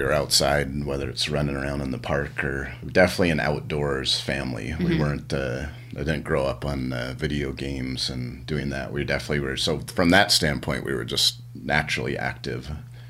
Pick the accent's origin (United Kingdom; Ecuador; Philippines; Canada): Canada; also born or lived in United States; Yeah, yeah, so yeah, I'm proud Canadian.